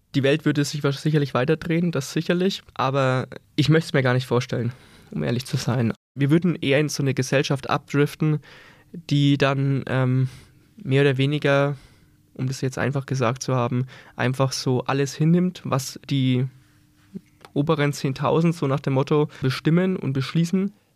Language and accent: German; Scheßlitz, Bavaria, Germany; bei mir zu Hause, äh, ich komme aus Scheslitz